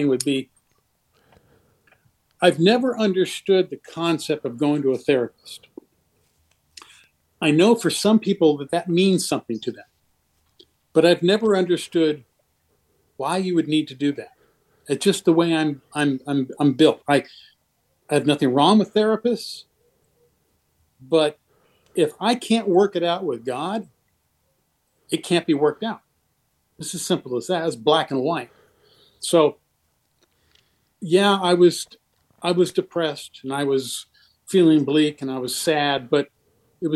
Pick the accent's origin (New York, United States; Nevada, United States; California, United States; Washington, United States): Washington, United States; Seattle; I grew up in Seattle